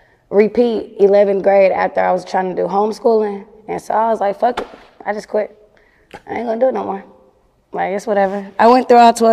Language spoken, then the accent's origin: English; Arlington, Texas, United States; growing up in Arlington